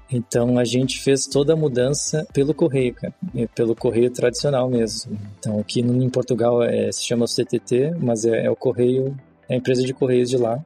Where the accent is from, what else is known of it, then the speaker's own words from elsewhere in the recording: Canoas, Rio Grande do Sul, Brazil; moved away as an adult; also born or lived in Porto Alegre; now in Luxembourg; eu sou de Porto Alegre, nascido em Porto Alegre, mas morei minha vida inteira em Canoas, que é a cidade vizinha, no Rio Grande do Sul